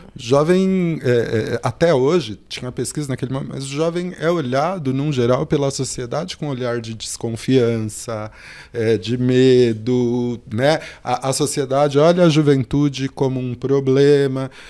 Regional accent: São Paulo, Brazil; eu nasci aqui na Zona Sul também, mais precisamente no Jardim São Luís, que tem o bairro Monte Azul, na favela Monte Azul. Eu cresço nessa comunidade

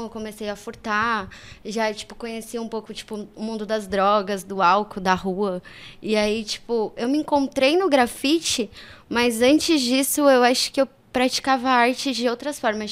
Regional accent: São Paulo, Brazil; also born or lived in Japan; Eu nasci na Zona Sul de São Paulo, é, no Jardim Gá

